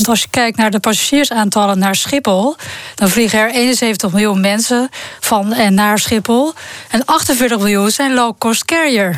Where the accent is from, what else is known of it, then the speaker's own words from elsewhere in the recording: North Brabant, Netherlands; accent: Brabants; moved away; also born or lived in Twente; in Brabant, waar ik vandaan kom